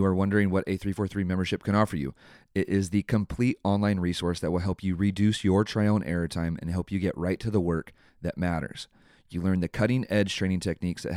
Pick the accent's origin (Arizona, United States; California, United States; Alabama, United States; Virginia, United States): California, United States; San Mateo; moved away; I'm originally from San Mateo. So I was born in San Mateo Hospital.